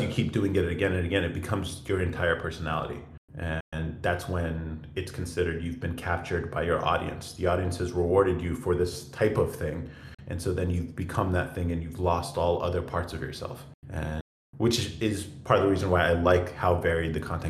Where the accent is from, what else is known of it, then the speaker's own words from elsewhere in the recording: California, United States; we grew up in California